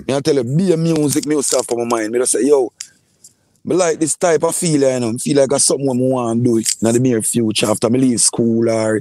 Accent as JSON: {"language": "English", "town": "Portmore", "region": "Saint Catherine", "country": "Jamaica", "tie": "born or raised there", "also_born_or_lived": "Kingston", "said": "I was born in Kingston, and I grew up in Portmore. I spent most of my lifetime in Portmore."}